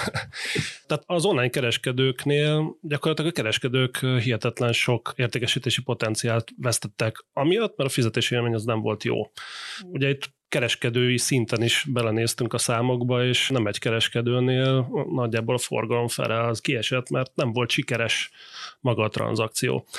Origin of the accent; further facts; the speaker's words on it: Hungary; mi, mint magyarok